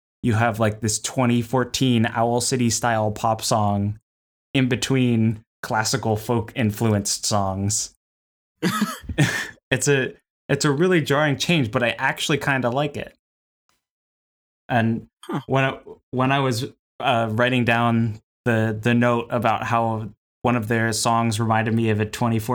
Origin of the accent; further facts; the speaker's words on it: United States; accent: American English; as a American English speaker